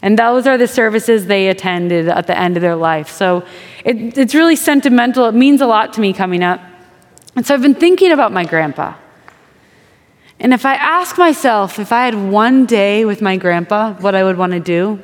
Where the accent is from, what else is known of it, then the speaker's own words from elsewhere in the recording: Wisconsin, United States; I'm from Wisconsin.